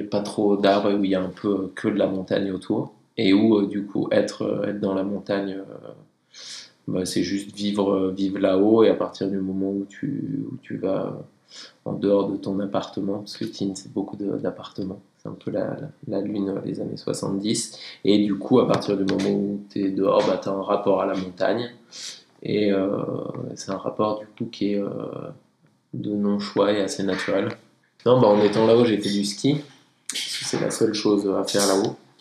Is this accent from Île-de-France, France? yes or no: no; Tignes, Auvergne-Rhône-Alpes, France; je viens de Tignes, j'ai grandi là-haut